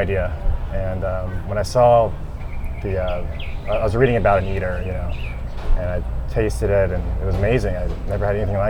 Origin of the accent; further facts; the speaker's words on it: South Carolina, United States; also born or lived in Connecticut; I'm from South Carolina originally, and so I decided to come back home